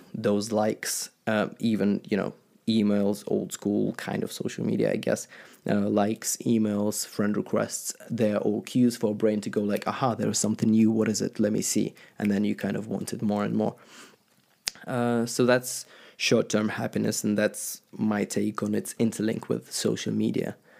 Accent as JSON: {"language": "English", "country": "Ukraine", "tie": "born or raised there", "said": "I used to be an Orthodox Christian, uh, growing up in Ukraine"}